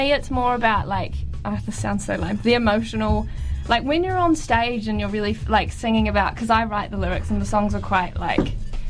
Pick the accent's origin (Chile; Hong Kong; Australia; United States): Australia; Perth, Western Australia; I'm from Australia. I was born in Perth.